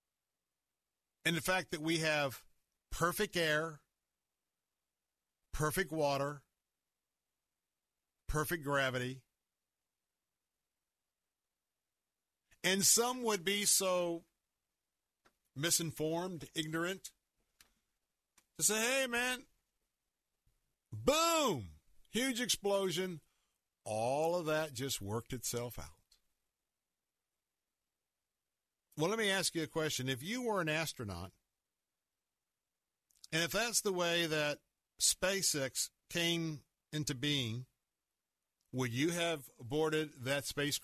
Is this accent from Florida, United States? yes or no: yes; Florida, United States; I'm born and raised in Florida.